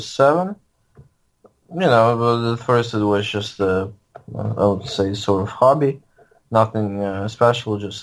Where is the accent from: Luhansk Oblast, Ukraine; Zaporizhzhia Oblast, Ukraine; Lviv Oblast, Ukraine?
Lviv Oblast, Ukraine; Lviv; now in St. Louis, United States; I grew up in Lviv, Ukraine.